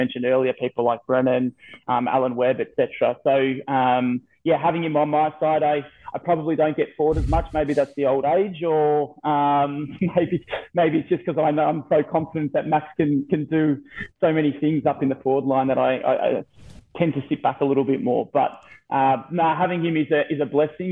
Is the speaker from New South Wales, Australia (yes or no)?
no; Victoria, Australia; as a junior growing up in the Victorian ranks